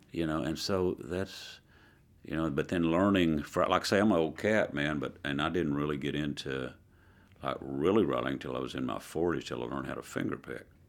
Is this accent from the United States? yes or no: yes; Southeast Oklahoma, United States; moved away; also born or lived in Dallas, Texas; I grew up in Southeast Oklahoma in a very rural park